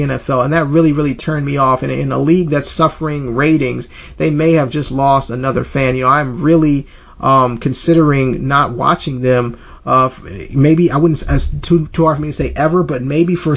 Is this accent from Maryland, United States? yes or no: no; Alabama, United States; I'm from Alabama